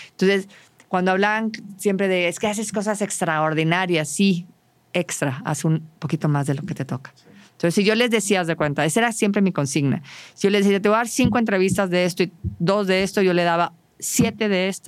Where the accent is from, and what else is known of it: Saltillo, Coahuila, Mexico